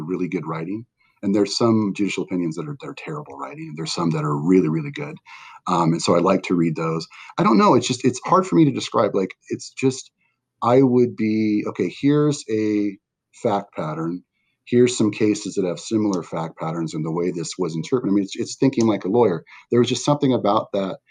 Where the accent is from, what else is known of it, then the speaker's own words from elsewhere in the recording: Westminster, United States; I grew up here in Westminster